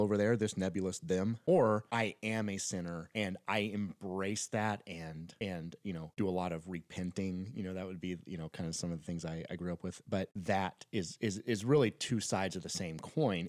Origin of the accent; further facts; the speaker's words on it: Northern Florida, United States; we grew up in Northern Florida, uh, right by Alabama